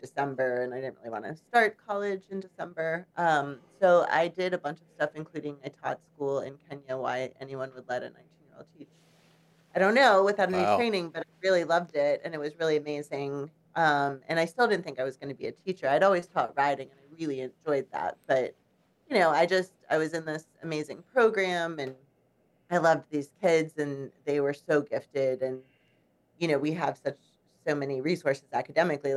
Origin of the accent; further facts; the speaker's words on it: Chicago, Illinois, United States; now in Charlottesville, United States; I grew up in Chicago.